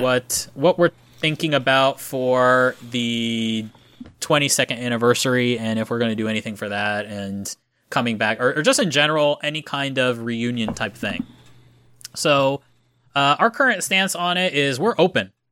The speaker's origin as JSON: {"language": "English", "region": "Florida", "country": "United States", "moved": "as an adult", "lives_now": "Japan", "said": "I'm from Florida"}